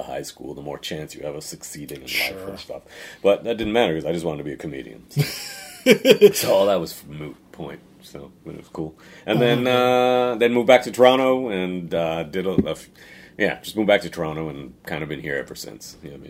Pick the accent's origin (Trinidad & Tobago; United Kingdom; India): Trinidad & Tobago; I grew up everywhere, bro. I grew up born in Trinidad.